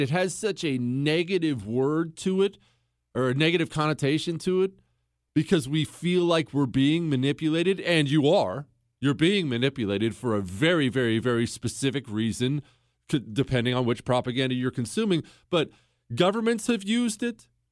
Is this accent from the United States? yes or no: yes; Montana, United States; also born or lived in Ohio; we moved from Ohio to Montana when I was ten years old